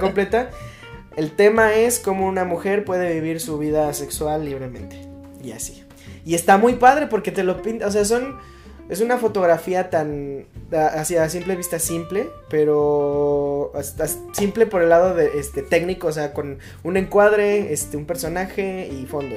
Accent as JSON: {"language": "Spanish", "country": "Mexico", "said": "a mí como mexicano"}